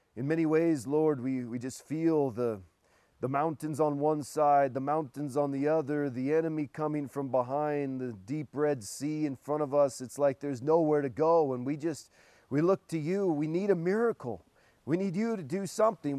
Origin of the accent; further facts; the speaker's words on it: Portland, Oregon, United States; I'm from Portland